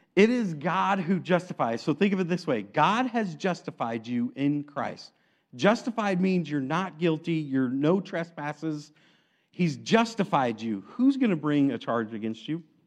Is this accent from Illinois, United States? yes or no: yes; Aledo, Illinois, United States; I grew up in Alito